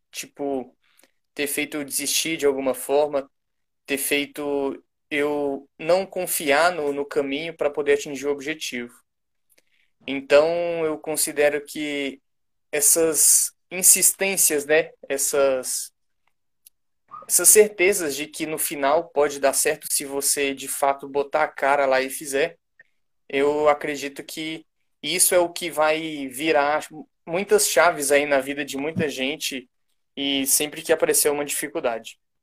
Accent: Brasília, Federal District, Brazil; also born or lived in Goiânia; eu sou de Brasília

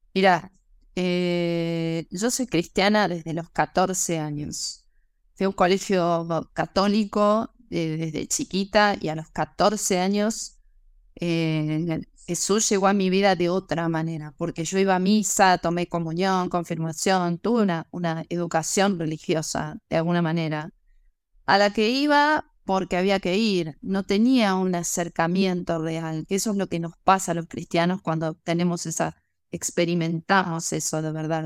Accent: Argentina; also born or lived in Mexico; luego me volví a Argentina

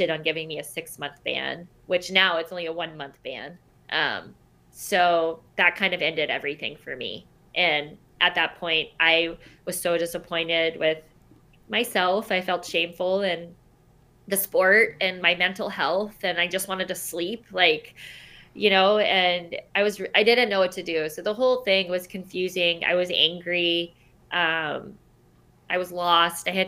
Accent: Charleston, South Carolina, United States; I'm from Charleston, South Carolina

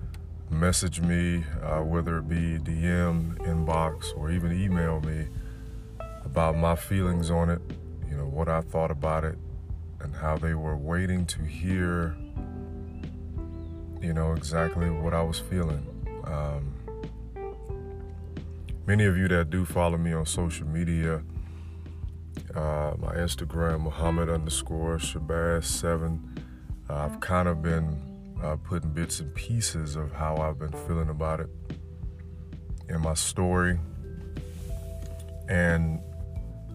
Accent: Florida, United States; I'm from the South, I'm from Florida

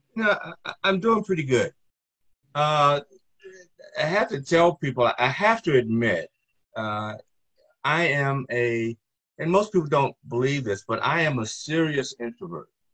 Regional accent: Greensboro, North Carolina, United States; I was born in 1948 in Greensboro, North Carolina

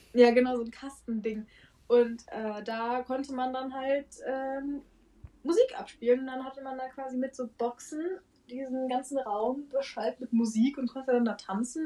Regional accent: Frankfurt, Hesse, Germany; also born or lived in Würzburg; wir kommen beide aus Frankfurt

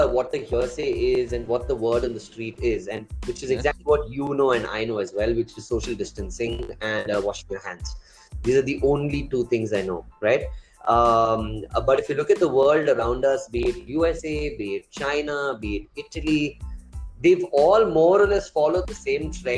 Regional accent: Bangalore, Karnataka, India; also born or lived in Coorg; I grew up around Dobru and Indranagar in Bangalore

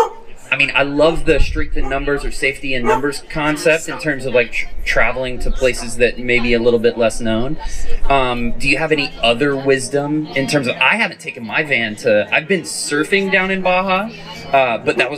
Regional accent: South Carolina, United States; moved away; I grew up in South Carolina

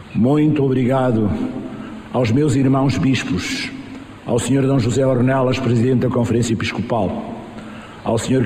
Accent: Island of Mozambique, Nampula, Mozambique; na ilha de Moçambique, é a minha terra onde eu nasci

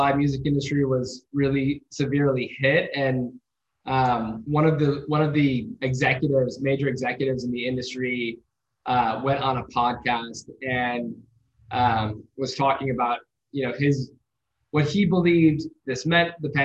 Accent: Midwest, United States; I grew up in the Midwest

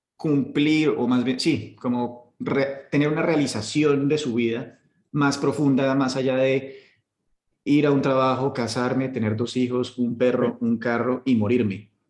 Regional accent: Colombia; now in United Arab Emirates; nos están pateando el culo a los colombianos

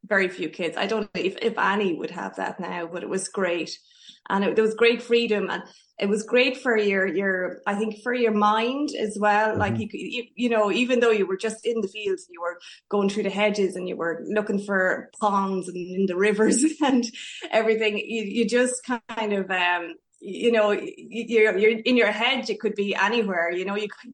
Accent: Castledermot, County Kildare, Ireland; I'm from Castledermot in Kildare, and I was brought up there on a dairy farm.

